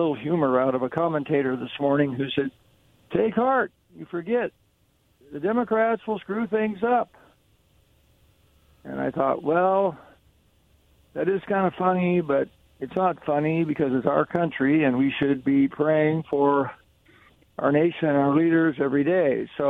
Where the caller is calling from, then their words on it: Kennewick, Washington, United States; from Kennewick.